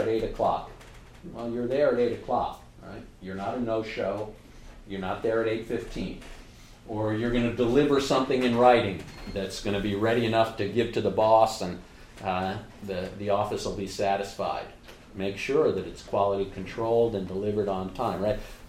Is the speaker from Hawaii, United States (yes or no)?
no; New York, United States; I'm a New Yorker